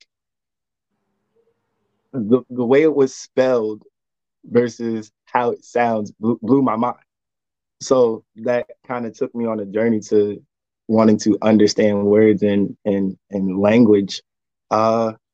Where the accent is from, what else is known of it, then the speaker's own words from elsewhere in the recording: New Jersey, United States; now in North Carolina, United States; I'm originally from New Jersey. I currently live in North Carolina.